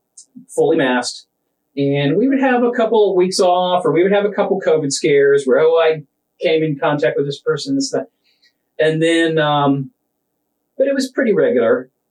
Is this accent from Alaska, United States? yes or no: no; Tampa, Florida, United States; I'm 49, born and raised in Tampa.